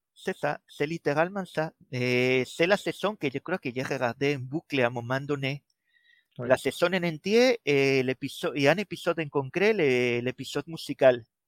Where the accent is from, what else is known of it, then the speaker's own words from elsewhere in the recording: Spain; accent: Spanish; French is a second language; moved away as an adult; now in Brittany, France; je suis espagnol et malgré avoir passé déjà plus de vingt ans à la pointe de la Bretagne, l'accent ne part pas